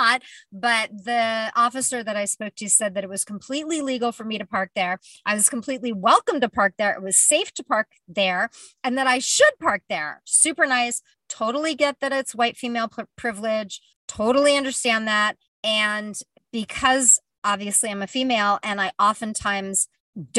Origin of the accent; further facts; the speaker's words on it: California, United States; I'm a Californian